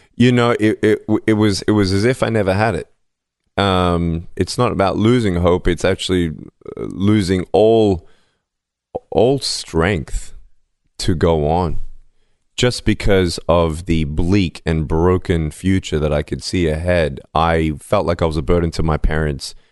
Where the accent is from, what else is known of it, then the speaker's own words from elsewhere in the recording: Melbourne, Victoria, Australia; I was born in Melbourne, Australia, without limbs